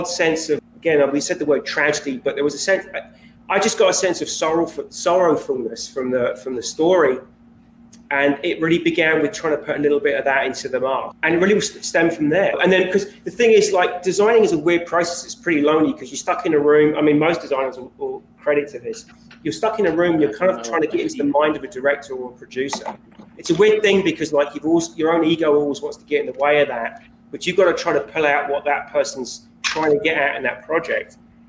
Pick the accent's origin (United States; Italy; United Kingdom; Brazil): United Kingdom; Kent, South East England; accent: south of England; My accent? Yeah. It's south of England. It's Kent. So it's basically like just a little bit southeast of London.